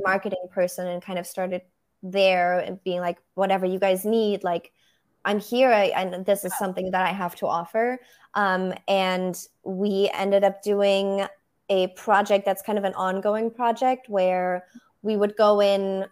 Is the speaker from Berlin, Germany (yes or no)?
yes; Berlin, Germany; first language German; English is a second language; moved away as an adult; also born or lived in Brussels, Belgium; now in United States; I'm originally from Germany. Yes. Um, that's where I grew up in Berlin.